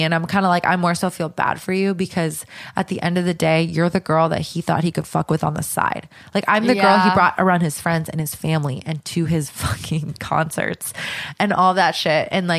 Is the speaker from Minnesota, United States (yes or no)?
yes; Minnesota, United States; now in Los Angeles, United States; we're both from Minnesota.